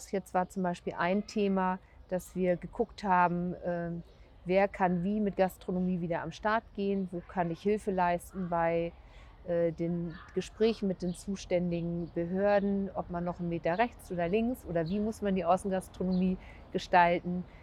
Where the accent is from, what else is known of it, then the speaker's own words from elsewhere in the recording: Lüchow-Dannenberg, Lower Saxony, Germany; Ja, ich bin gebürtige Lüchow-Dannenbergerin, das stimmt. Ich habe dort auch ungefähr 40 Jahre lang gelebt, habe dort meine Kinder bekommen und zum Teil auch noch großgezogen